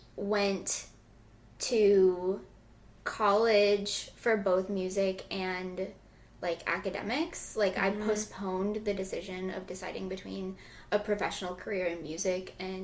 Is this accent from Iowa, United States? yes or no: yes; Iowa, United States; I'm from Iowa. I went to school in Baltimore and for undergrad, and then I came here.